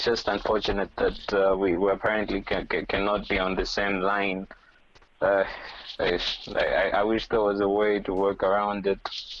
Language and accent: English; Lusaka, Lusaka Province, Zambia; So this is … I'm from Zambia, Lusaka. And I'm from a group called Restore City, yes. So that's Restore City from Lusaka, Zambia, Africa.